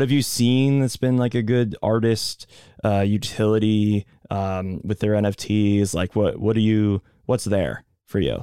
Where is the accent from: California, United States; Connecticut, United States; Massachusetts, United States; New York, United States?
Massachusetts, United States; Boston; we're both from Boston